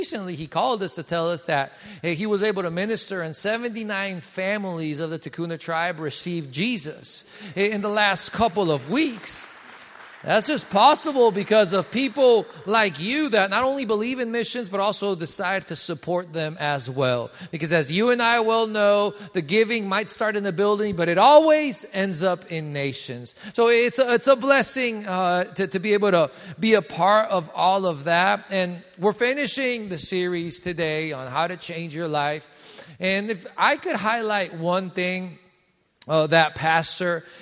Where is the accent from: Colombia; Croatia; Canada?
Colombia; now in United States; I come from Colombia. In Colombia and South America, we have no seasons. In Bogota, it's always 60s and 70s all year around